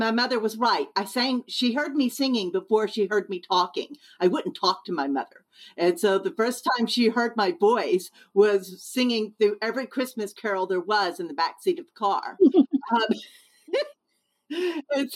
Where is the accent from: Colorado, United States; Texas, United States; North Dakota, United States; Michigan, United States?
Texas, United States; moved away as an adult; also born or lived in Spring, Texas / Boston, Massachusetts; now in Hudson, United States; I'm from Texas originally.